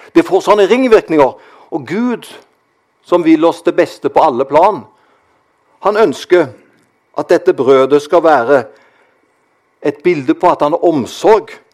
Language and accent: Norwegian; Karmøy, Rogaland, Norway; Jeg kommer jo fra Karmøy. Der var det slik når jeg vokste opp